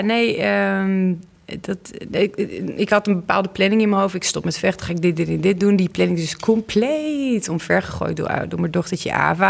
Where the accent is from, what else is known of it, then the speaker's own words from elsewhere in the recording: Oss, North Brabant, Netherlands; de burgemeester van Ols, waar ik vandaan kom, dat was een man.